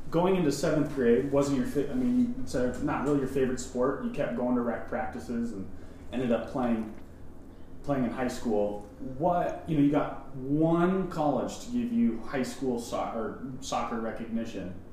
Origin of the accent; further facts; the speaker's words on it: Montana, United States; growing up in Montana